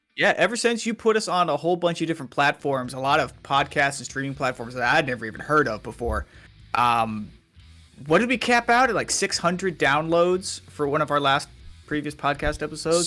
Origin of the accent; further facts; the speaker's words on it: Waterloo, Iowa, United States; moved away; I'm originally from Waterloo